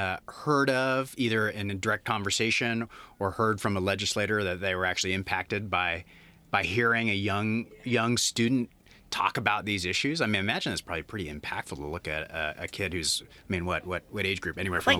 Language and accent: English; Idaho, United States; moved away; that's my home state